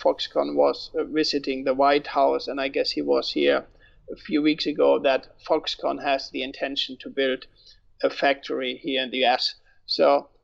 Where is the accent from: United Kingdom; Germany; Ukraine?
Germany; moved away as an adult; now in United States; I am born and raised in Germany. I immigrated to the US 12 years ago